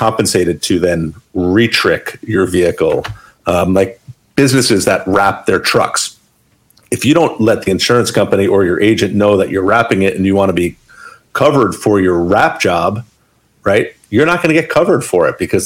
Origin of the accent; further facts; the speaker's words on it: Maplewood, New Jersey, United States; I grew up in Maplewood. It was my early childhood